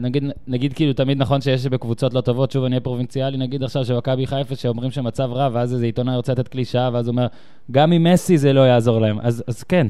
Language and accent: Hebrew; Tel Aviv, Tel Aviv District, Israel; אני בא מישראל, מתל אביב